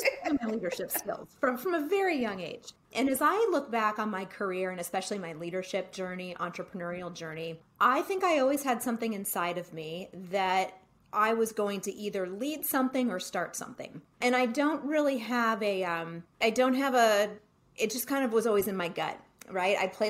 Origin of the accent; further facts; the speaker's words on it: Cleveland, Ohio, United States; I grew up in Cleveland and I would live at home during the summers